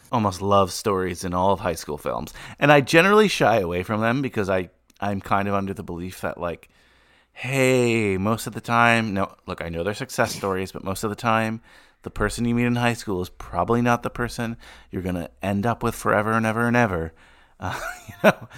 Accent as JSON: {"language": "English", "area": "Bergen County", "region": "New Jersey", "country": "United States", "tie": "born or raised there", "said": "growing up in Bergen County, just outside New York"}